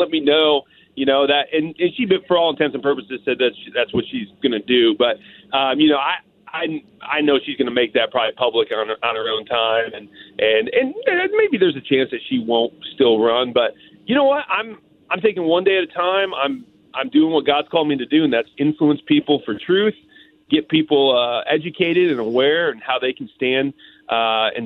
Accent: United States; as an American

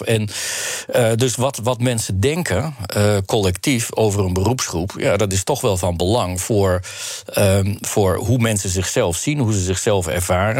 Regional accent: Netherlands; also born or lived in Belgium; onze Nederlandse manier

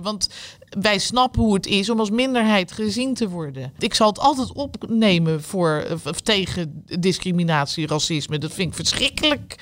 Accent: The Hague, South Holland, Netherlands; Ik ben niet een echte Rotterdamse, helemaal niet, we komen uit Den Haag.

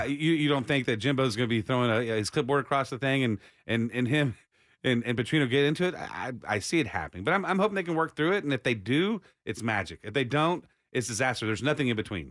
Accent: Austin, Texas, United States; growing up in Austin, I am a Longhorn

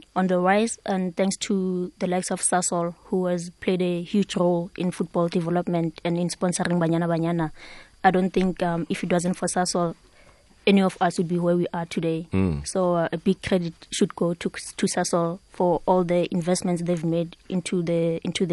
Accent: Soweto, Gauteng, South Africa; one of the places where I grew up in Pimville

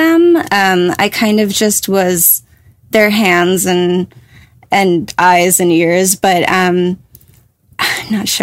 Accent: New Jersey, United States; moved away; I'm from New Jersey

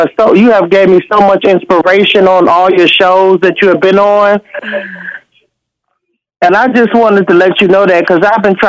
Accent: Washington, District of Columbia, United States; now in Winston-Salem, United States; I'm here in Winston-Salem, North Carolina, and I'm from Washington, D.C.

